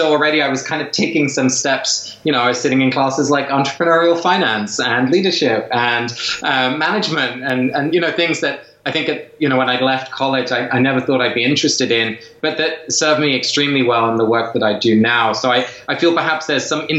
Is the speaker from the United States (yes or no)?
no; England, United Kingdom; I was raised in England